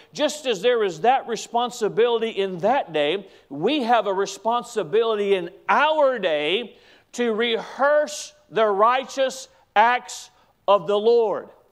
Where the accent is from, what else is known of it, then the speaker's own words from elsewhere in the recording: United States; as an American